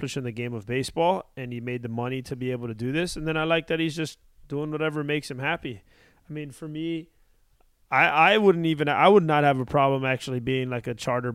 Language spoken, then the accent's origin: English; Miami, Florida, United States; growing up in Miami